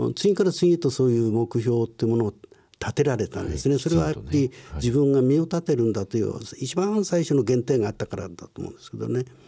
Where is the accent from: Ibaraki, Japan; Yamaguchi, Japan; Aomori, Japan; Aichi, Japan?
Ibaraki, Japan; Chikusei; moved away; also born or lived in Hongo, Tokyo; 私はあ昭和19年に生まれました。あ東生まれは東京の本郷だったんですが、ねはい、あ戦争で焼け出されそしておふくろの里これはあの茨城県の当時真壁軍と今は筑西市